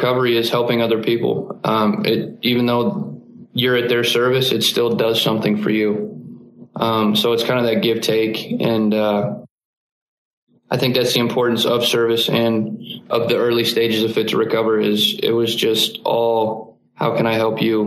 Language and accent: English; Columbus, Ohio, United States; moved away as an adult; also born or lived in Springfield, Ohio; now in Salt Lake City, United States; I grew up in Columbus, Ohio. That's where I spent the first 23 years of my life.